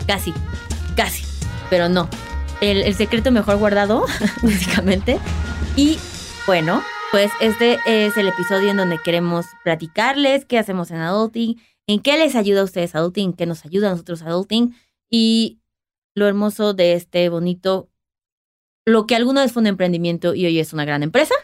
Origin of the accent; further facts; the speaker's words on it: Mexico City, Mexico; estamos basados en la Ciudad de México, porque pues, somos de la Ciudad de México